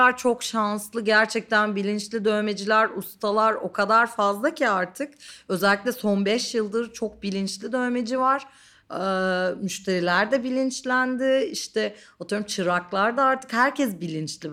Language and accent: Turkish; Didim, Aydın, Turkey; also born or lived in Ankara; now in Istanbul, Turkey; yeterince gelişmem için Didim'e gitmişiz. Didim'de büyüdüm bir noktada.